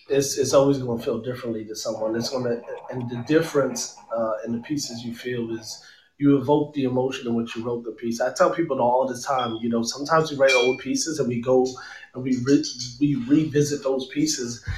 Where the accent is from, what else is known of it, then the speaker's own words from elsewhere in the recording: Philadelphia, Pennsylvania, United States; I'm from Philadelphia.